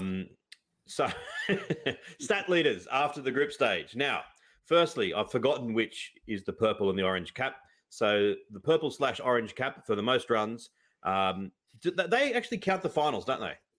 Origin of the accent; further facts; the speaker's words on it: Australia; I grew up in Australia